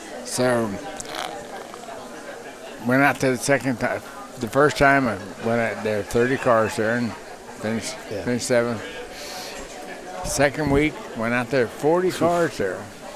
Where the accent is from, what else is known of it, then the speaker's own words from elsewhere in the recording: Miami, Florida, United States; No idea. I was from Miami. I had never seen the stuff they call snow.